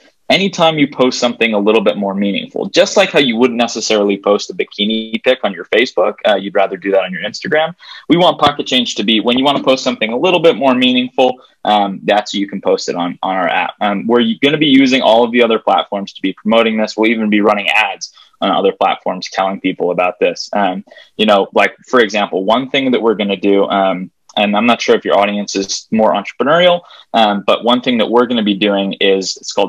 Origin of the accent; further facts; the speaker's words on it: Hawaii, United States; moved away as an adult; now in Denver, United States; I'm from Hawaii, actually, originally.